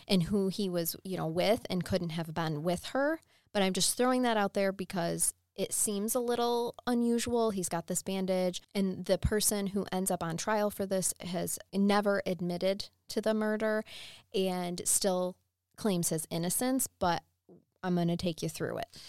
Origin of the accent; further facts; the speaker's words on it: Michigan, United States; I'm from Michigan